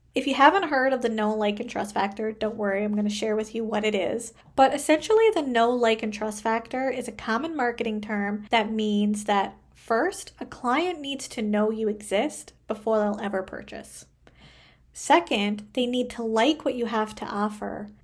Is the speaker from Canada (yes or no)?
yes; Canada; I am a Canadian social worker